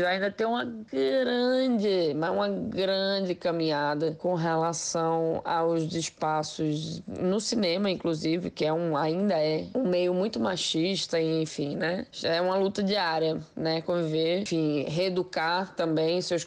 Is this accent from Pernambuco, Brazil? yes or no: yes; Recife, Pernambuco, Brazil; now in São Paulo, Brazil; eu sou pernambucano, eu sou nascido em Recife, moro em São Paulo, mas Sou, sou pernambucana e tenho muito orgulho disso